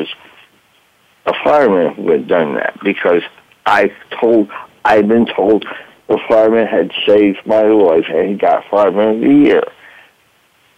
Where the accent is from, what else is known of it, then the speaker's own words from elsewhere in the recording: Kingston, New York, United States; moved away; I grew up in Kingston, New York